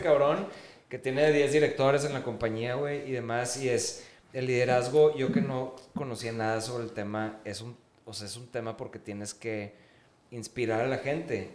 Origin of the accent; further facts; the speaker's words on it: Mexico; como mexicanos somos, o sea, no me quiero poner tan denso, pero somos una raza conquistada